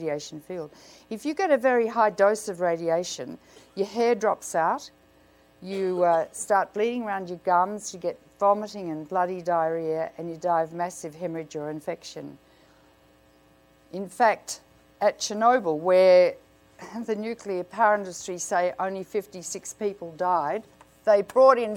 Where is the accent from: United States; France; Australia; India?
Australia; I come from Australia